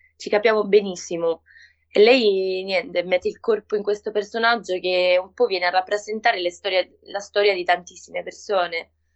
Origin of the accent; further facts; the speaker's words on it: Argentina; Italian is a second language; moved away as an adult; now in Rome, Italy; ero appena arrivata in Italia perché io sono argentina